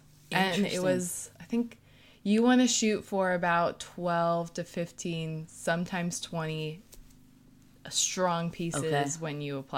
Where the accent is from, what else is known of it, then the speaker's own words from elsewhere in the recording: California, United States; now in New York, United States; But so I came from California to New York, and they expected you already to have like pieces with you.